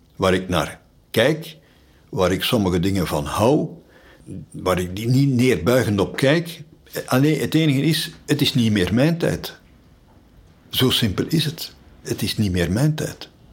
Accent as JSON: {"language": "Dutch", "town": "Sint-Stevens-Woluwe", "region": "Flanders", "country": "Belgium", "tie": "born or raised there", "said": "Ik ben nog opgegroeid in Sint-Stevens-Woluwe"}